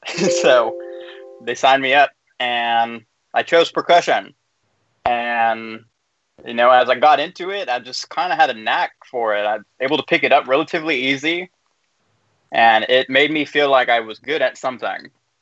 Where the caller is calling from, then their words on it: Union City, California, United States; I'm coming from Union City, California, which is in the Bay Area.